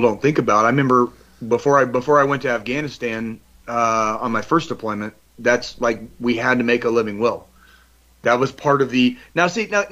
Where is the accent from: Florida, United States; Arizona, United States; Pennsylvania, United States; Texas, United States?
Arizona, United States; Tucson; moved away as an adult; I grew up in Tucson, Arizona